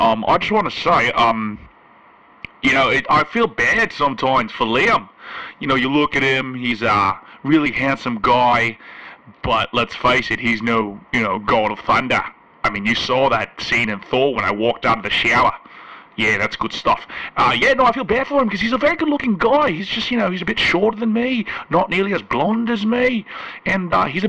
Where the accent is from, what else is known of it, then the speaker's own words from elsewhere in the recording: Melbourne, Victoria, Australia; growing up in Melbourne, Australia, you know, in the 80s … was a teacher.